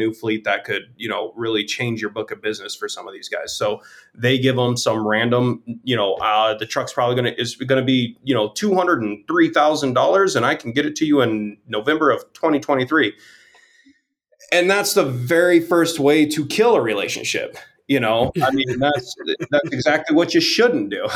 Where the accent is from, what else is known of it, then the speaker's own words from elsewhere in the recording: Las Vegas, Nevada, United States; I'm from Vegas